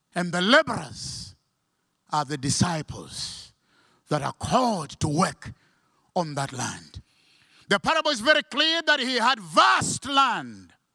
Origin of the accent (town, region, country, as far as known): Malawi